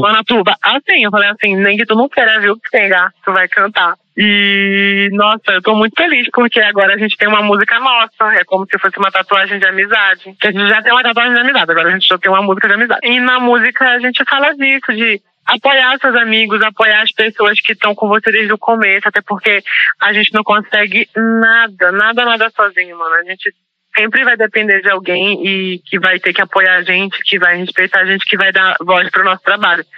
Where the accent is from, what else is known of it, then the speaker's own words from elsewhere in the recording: Pará, Brazil; moved away; also born or lived in Maranhão; Eu trouxe as referências da minha infância no Pará, onde eu ouvia Tecnobrega